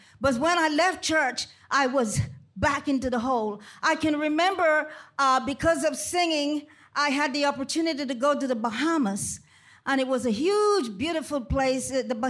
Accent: Panama Canal Zone, Panama; Growing up in Panama Canal Zone, coming from a large family, it was four boys and four girls.

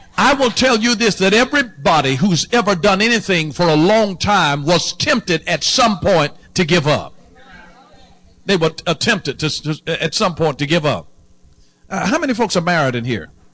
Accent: the South, United States; I'm born and raised in the South

